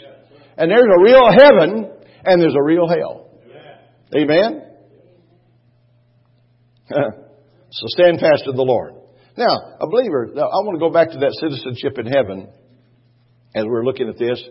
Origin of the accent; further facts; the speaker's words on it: Texas, United States; I was from Texas